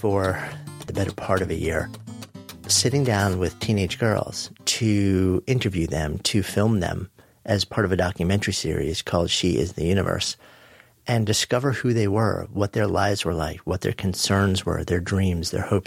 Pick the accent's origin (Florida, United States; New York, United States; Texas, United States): New York, United States; outside of; I grew up outside of New York, just, you know, a suburb of the city